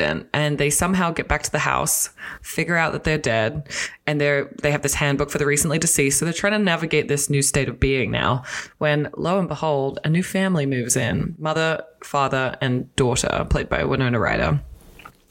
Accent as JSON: {"language": "English", "country": "Australia", "moved": "as an adult", "lives_now": "North America", "said": "I'm Australian"}